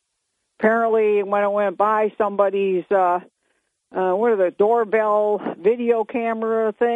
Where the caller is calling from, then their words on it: Binghamton, New York, United States; … from Bingo.